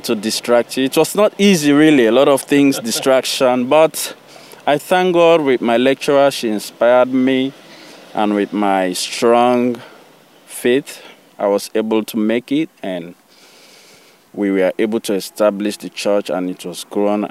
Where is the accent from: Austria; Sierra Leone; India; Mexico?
Sierra Leone; now in Boston, United States; I was born in Sierra Leone